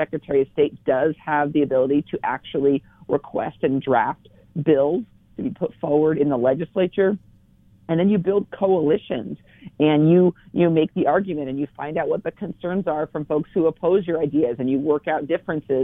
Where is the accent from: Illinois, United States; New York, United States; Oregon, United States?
Oregon, United States; Dufur; also born or lived in The Dalles, Oregon; I grew up in Wasco County in Duffer, a town of about 550 people when I lived there. Eventually moved to the bright lights and big city of the Dalles